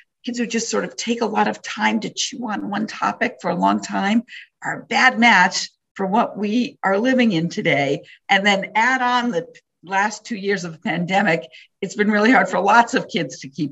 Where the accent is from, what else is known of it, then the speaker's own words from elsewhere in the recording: Wisconsin, United States; growing up in Wisconsin